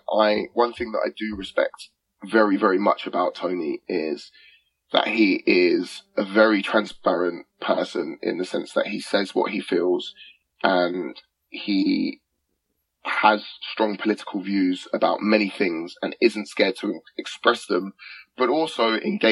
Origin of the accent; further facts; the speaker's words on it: England, United Kingdom; accent: English; I rap in an English accent. I rap in my accent